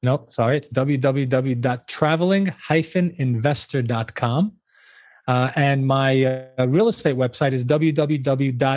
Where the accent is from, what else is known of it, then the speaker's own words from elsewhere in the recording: New York, United States; moved away as an adult; now in Florida, United States; being a New Yorker at birth and at heart